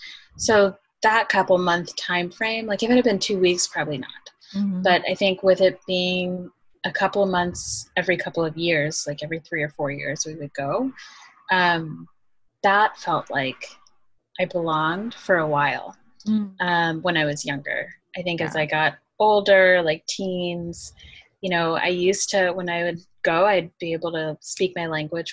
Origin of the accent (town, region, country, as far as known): United States; born or raised there